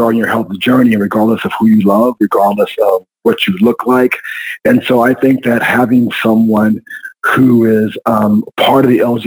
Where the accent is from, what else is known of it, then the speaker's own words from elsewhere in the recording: San Antonio, Texas, United States; also born or lived in Austin, Texas / Houston, Texas; I'm a Texas boy, Brian. I was born and raised in San Antonio, Texas